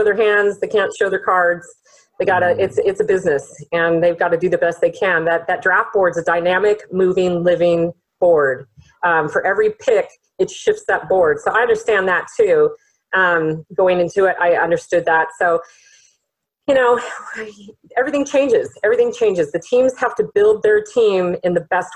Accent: San Clemente, California, United States; we're from San Clemente

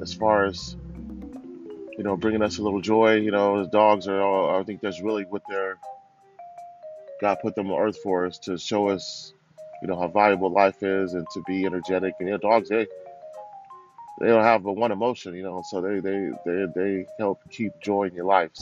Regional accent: Lynwood, California, United States; also born or lived in Orange County, California; I grew up in Cali, you know, Southern California, Linwood, my young life, and going from 7th to 8th grade, moved to Orange County

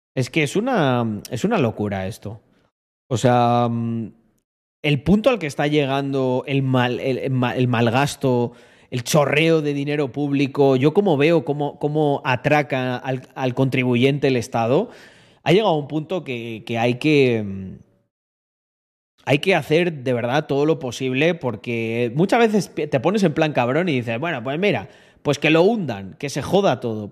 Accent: Spain; now in Andorra; mi tierra en la que nací y el que será siempre mi país

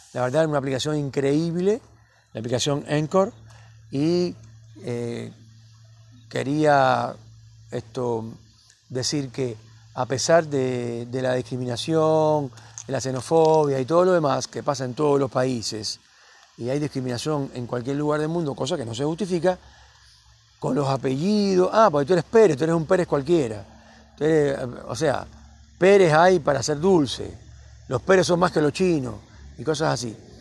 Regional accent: Cuba; moved away as an adult; now in Cipolletti, Argentina; A mí todo el mundo me dice el cubano, el cubano

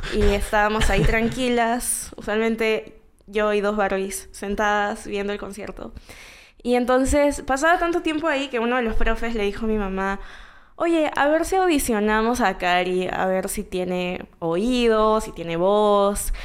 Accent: Callao, Peru; first language Spanish; nací en el Callao eh, el 2 de febrero de 1998.

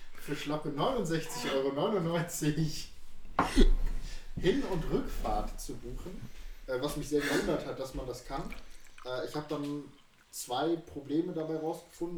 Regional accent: Düsseldorf, North Rhine-Westphalia, Germany; moved away; bei uns in Düsseldorf

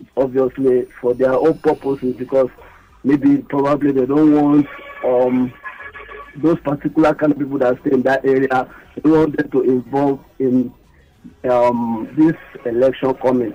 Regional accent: Nigeria; as a Nigerian

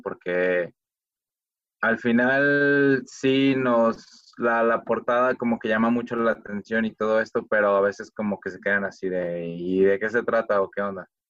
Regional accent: Guadalajara, Jalisco, Mexico; todos somos de Guadalajara

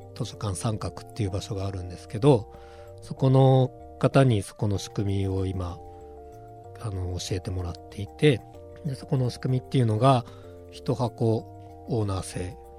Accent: Mito, Ibaraki, Japan; also born or lived in Utsunomiya; now in Hitachi, Japan; 出身は水戸の川端

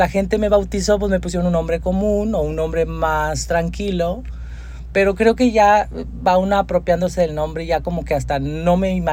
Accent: Monterrey, Nuevo León, Mexico; also born or lived in Durango, Mexico; yo vengo de un barrio de aquí de la, INDEP, este, barrio pesado. O sea, tu infancia fue en la INDEP. Sí, ah, yo crecí en la Risca, de hecho, o sea, más todavía al cerro.

